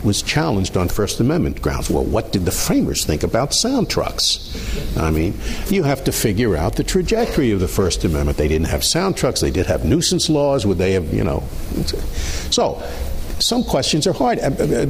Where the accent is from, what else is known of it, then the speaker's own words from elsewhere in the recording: New York, United States; Ever since I was a little kid growing up in New York, you'd see political posters on the telephone poles.